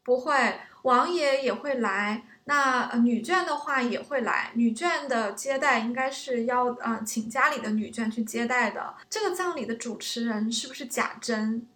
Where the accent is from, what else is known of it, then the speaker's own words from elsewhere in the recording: China; 我们中国人讲德才配位嘛